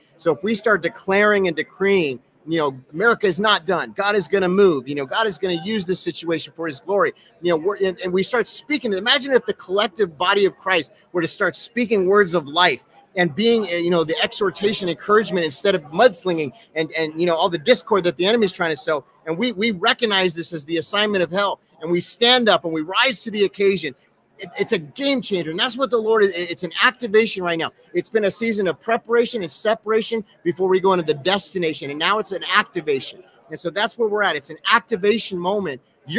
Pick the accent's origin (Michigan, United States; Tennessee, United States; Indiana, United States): Tennessee, United States; Nashville; I mean, I come from Nashville, you know, there's like literally like a coffee shop on every corner.